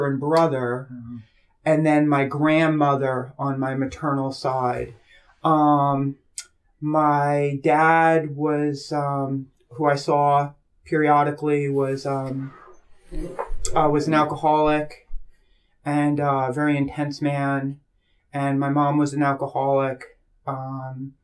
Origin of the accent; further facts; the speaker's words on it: New York City, New York, United States; moved away as an adult; also born or lived in Hialeah, Florida; now in New Paltz, United States; that's where I grew up in South Brooklyn or Southern Brooklyn